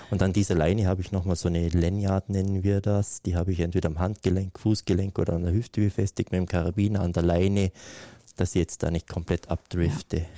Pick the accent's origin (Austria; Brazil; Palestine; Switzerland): Austria; Kleinwalsertal, Vorarlberg; Ich bin ja in den Alpen aufgewachsen. Ne? Ich bin irgendwie auf äh, im Kleinwalsertal, liegt auf 1100 Meter